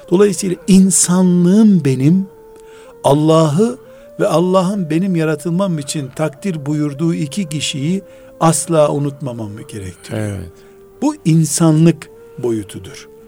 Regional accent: Black Sea Region, Turkey; Bizim Karadeniz yöresinde e, istersen 60 yaşında ol. Çocuğun olduğunda isim veremiyorsun.

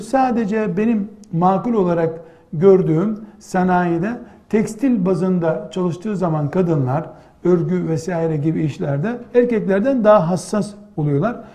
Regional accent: Black Sea Region, Turkey; bizim yine Karadeniz deyimiyle

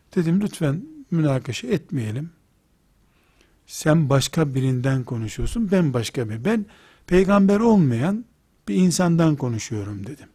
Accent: Trabzon, Turkey; Ben de Trabzonluyum

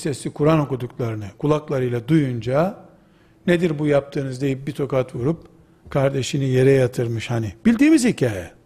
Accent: Black Sea Region, Turkey; Bizim Karadeniz yöresinin

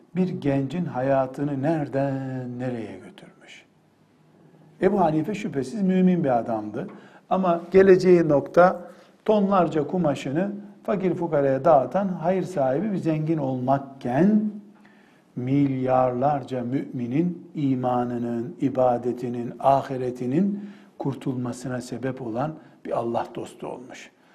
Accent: Black Sea Region, Turkey; Ben Karadenizliyim.

